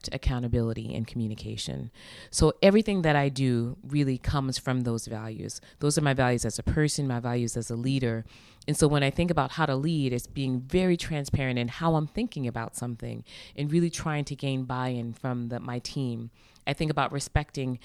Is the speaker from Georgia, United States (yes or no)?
no; Long Island, New York, United States; now in Boston, United States; She and my father really created an amazing home for us as a family growing up in Long Island, New York